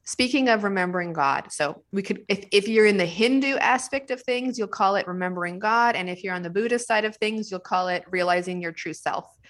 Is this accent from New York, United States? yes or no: no; New Mexico, United States; I'm from New Mexico